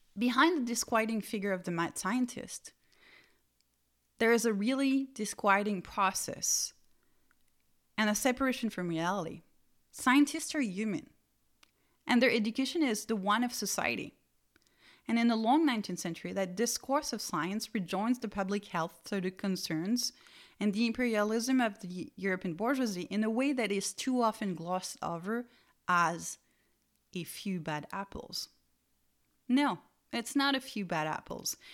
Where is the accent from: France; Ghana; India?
France; Strasbourg, Grand Est; the Museum of Natural History of my hometown, Strasbourg